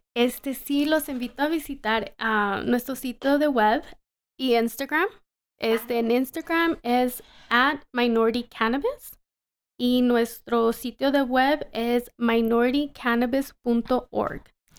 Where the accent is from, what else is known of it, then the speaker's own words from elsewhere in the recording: Los Angeles, California, United States; also born or lived in Colorado; regresar a Los Ángeles y desarrollar pues de donde soy